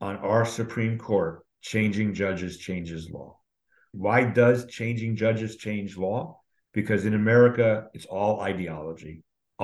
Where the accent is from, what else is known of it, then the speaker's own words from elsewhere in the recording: New York, United States; moved away as an adult; also born or lived in Montreal, Canada; now in Atlanta, United States; I was born in Canada, raised in New York.